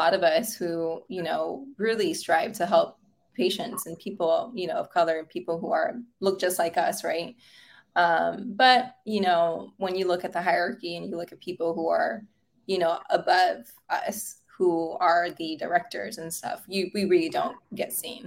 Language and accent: English; Miami, Florida, United States; I'm from Miami as well.